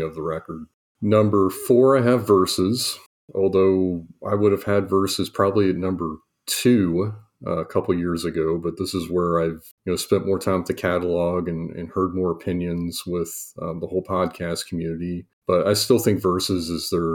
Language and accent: English; Kansas City, Missouri, United States; I grew up in Kansas City